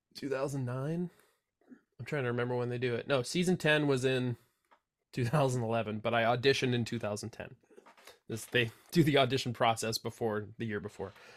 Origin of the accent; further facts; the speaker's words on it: Santa Cruz, California, United States; here in my hometown, Santa Cruz, California.